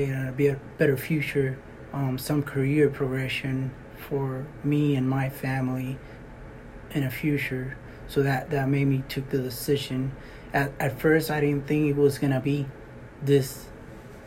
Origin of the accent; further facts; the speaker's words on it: Puerto Rico; moved away as an adult; also born or lived in Alaska; now in Fort Greely, United States; I am from Puerto Rico. I was born in Puerto Rico, 23, I was in Puerto Rico